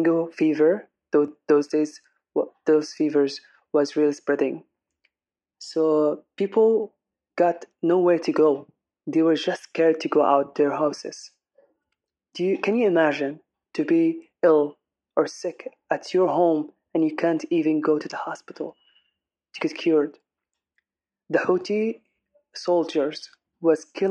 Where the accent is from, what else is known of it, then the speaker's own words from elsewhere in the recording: Aden, Yemen; I'm an English singer from Aden